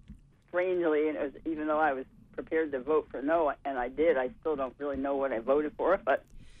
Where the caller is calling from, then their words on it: Little Deer Isle, Maine, United States; from Little Deer Isle.